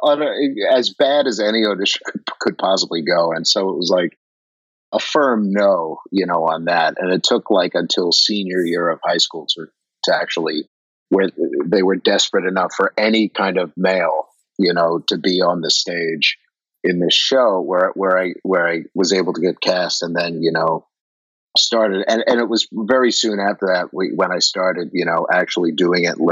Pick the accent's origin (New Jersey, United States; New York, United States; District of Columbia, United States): New York, United States; Long Island; I grew up on Long Island